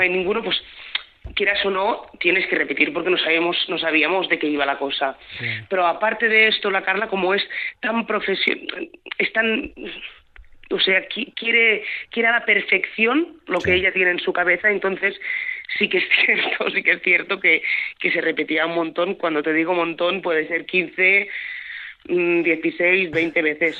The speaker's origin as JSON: {"language": "Spanish", "town": "Alcarràs", "region": "Catalonia", "country": "Spain", "said": "está rodado en catalán, con, con, nuestro dialecto, lo que tú quieras, pero porque es una historia explicada aquí"}